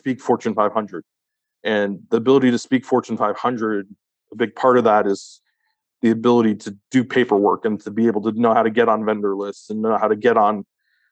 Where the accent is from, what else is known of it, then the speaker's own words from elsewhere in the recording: United States; I'm an American citizen